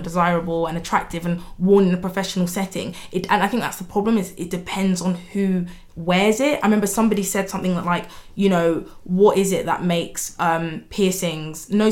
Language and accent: English; Nigeria; we're Nigerian